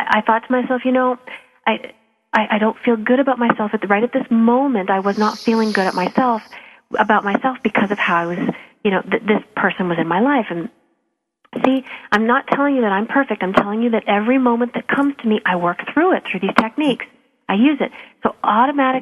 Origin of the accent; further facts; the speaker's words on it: Calgary, Alberta, Canada; I'm from Calgary